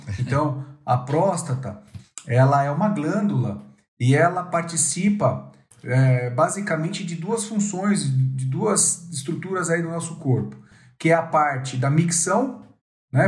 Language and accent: Portuguese; São Paulo, Brazil; also born or lived in São José do Rio Preto; Eu sou paulistano